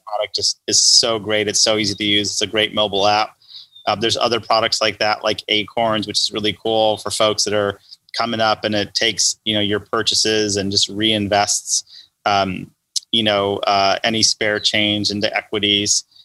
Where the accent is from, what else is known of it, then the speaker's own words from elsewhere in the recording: Los Angeles, California, United States; growing up in Los Angeles